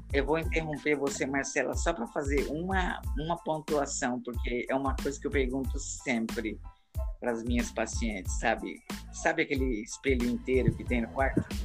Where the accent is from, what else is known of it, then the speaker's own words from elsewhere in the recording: Paraná, Brazil; also born or lived in Europe / Rio Grande do Norte; now in Natal, Brazil; Eu nasci no Paraná, também moro no Rio Grande do Norte agora. Morei na Europa 10 anos.